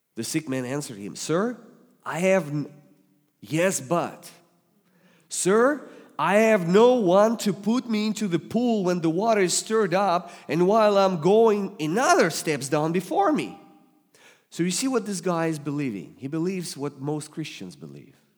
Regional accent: Russia; accent: Russian; English is a second language; moved away; I'm from Russia, so God speaks to you with Russian accent today

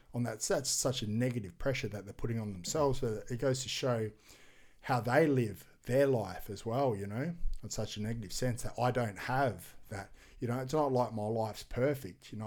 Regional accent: Gold Coast, Queensland, Australia; Commonwealth Games is in my hometown next year

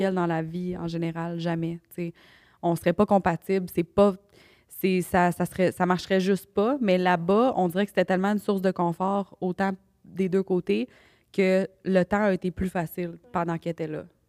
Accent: Canada; moi je venais du Canada

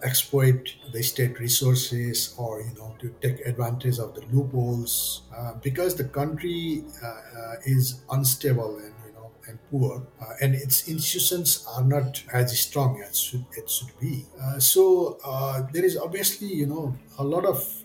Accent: eastern Nepal, Nepal; moved away as an adult; also born or lived in Kathmandu; I come from outside Kathmandu. It's a place in eastern Nepal. So I did not have colleges in my hometown.

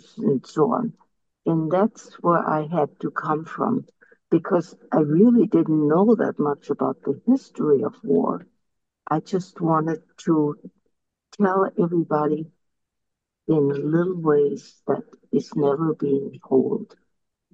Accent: Czechia; moved away; also born or lived in Germany; I lived what was called Czechoslovakia, but it was German at the time.

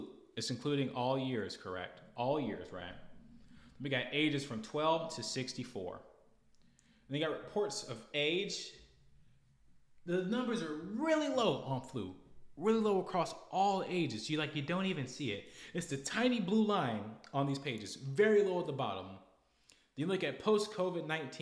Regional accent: United States; We're American

